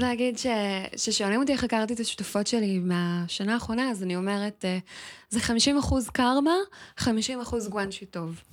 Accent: Israel; אני ילידת הארץ

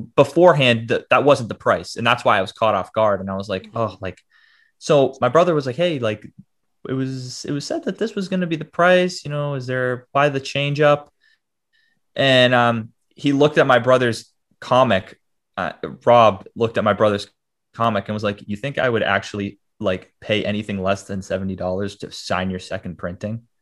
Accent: Boston, Massachusetts, United States; I'm from Boston, Mass, born and raised

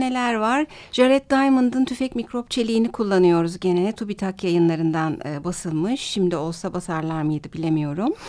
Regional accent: Turkey; Bir Türk olarak

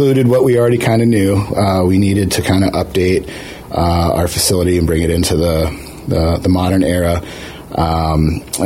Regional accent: East Coast, United States; now in Juneau, United States; I'm originally an East Coaster.

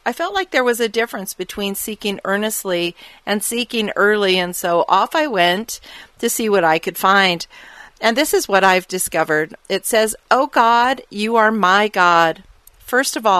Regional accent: Arizona, United States; I grew up living in the Arizona desert

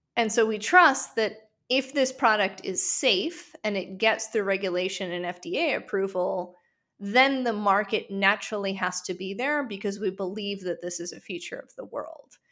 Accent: Western Ukraine, Ukraine; moved away; I'm originally from Western Ukraine

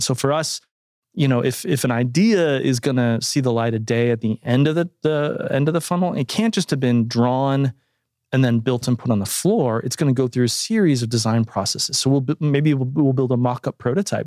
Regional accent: Toledo, Ohio, United States; moved away; a museum that had just formed in my hometown of Toledo, Ohio

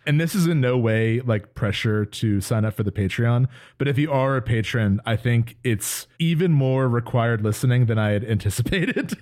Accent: New Jersey, United States; we're both from New Jersey.

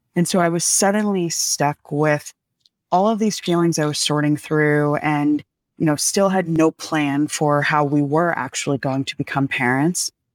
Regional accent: outside of New York City, United States; moved away; I grew up outside of New York City

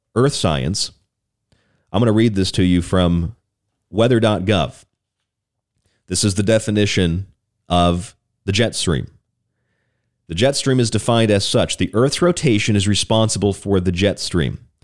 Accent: Orlando, Florida, United States; also born or lived in Morgantown, West Virginia; now in Tucson, United States; down in Florida, my home state in Orlando, where I lived a lot of, lot of years

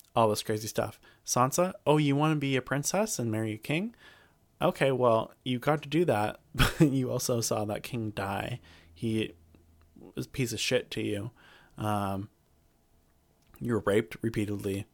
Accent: Alaska, United States; I'm all from Alaska

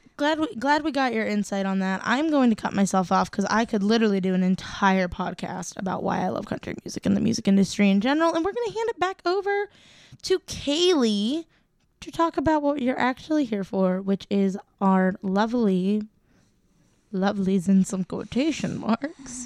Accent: Ohio, United States; I'm from Ohio

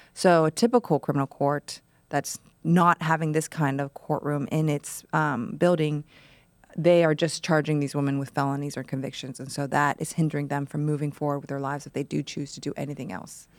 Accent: Ohio, United States; I grew up in Ohio

